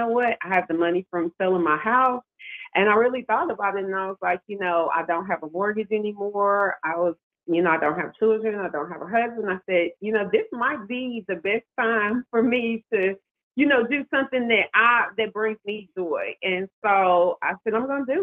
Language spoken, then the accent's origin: English; Nashville, Tennessee, United States; moved away as an adult; now in Baltimore, United States; I'm from Nashville, Music City, Tennessee